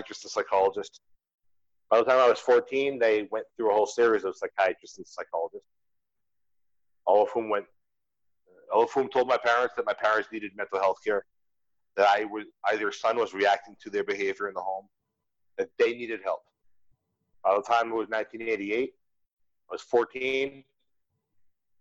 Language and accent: English; United States; moved away as an adult; I had to leave my home country